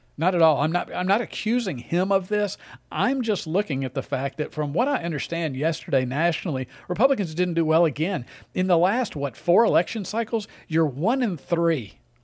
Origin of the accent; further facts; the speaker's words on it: Mississippi, United States; moved away; my home state of Mississippi